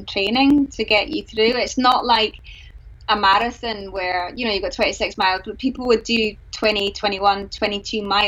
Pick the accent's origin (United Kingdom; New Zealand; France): United Kingdom; Glasgow, Scotland; I'm from Glasgow, and King of Leven's not too far